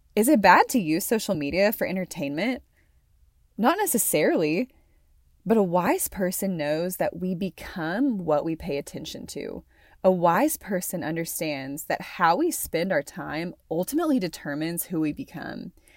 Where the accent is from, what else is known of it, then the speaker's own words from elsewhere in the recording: Conway, Arkansas, United States; moved away as an adult; also born or lived in Amarillo, Texas / Stillwater, Oklahoma; now in Wyoming, United States; raised in Conway, Arkansas